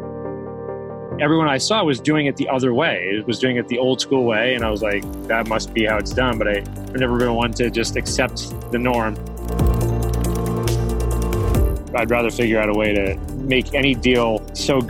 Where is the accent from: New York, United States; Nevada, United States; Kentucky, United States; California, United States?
New York, United States; Albany; also born or lived in Israel; now in Houston, United States; Born and raised in Albany, New York